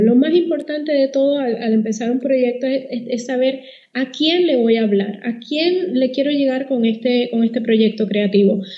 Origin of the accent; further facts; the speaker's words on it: Puerto Rico; moved away as an adult; now in Panama; antes de que me traten de descifrar el acento, yo soy de Puerto Rico